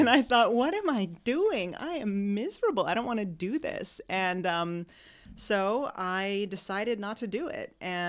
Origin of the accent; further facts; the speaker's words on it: New York, United States; And I said, listen, I'm from New York.